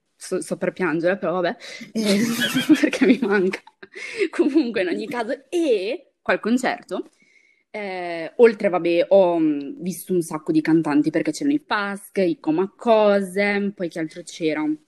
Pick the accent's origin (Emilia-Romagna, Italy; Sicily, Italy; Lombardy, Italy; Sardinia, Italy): Lombardy, Italy; Brescia; io sono di Brescia